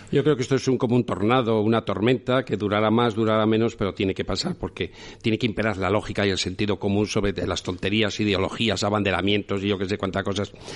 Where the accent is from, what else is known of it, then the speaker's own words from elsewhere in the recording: León, Castile and León, Spain; soy pescador porque soy de León